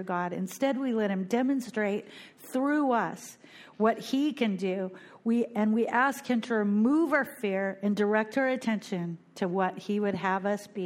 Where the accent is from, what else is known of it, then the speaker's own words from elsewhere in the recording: Bellingham, Washington, United States; moved away as an adult; now in Fort Lauderdale, United States; I am from Bellingham, Washington